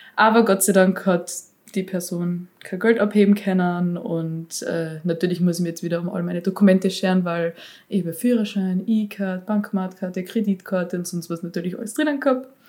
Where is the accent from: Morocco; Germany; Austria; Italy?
Austria; bei uns in Österreich